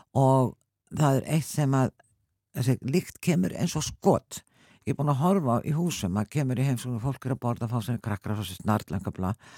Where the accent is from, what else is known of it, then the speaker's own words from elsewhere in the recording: Selfoss, Southern Region, Iceland; ég, náttúrulega frá Selfoss